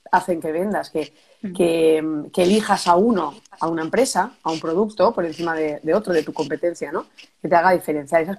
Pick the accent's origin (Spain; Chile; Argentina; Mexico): Spain; Catalonia; moved away as an adult; also born or lived in Barcelona; now in Murcia, Spain; Y soy una catalana también que vive en Murcia por amor ahora mismo.